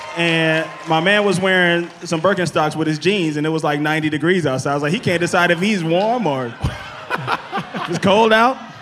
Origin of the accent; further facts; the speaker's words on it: Mississippi, United States; now in Los Angeles, United States; I'm from Mississippi